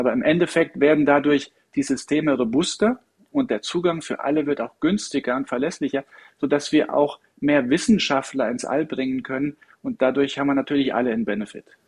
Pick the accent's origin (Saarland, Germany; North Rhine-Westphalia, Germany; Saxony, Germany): Saarland, Germany; accent: Saarländisch; moved away; natürlich bin ich aus dem Saarland und ich kann auch gut Saarländisch schwätzen.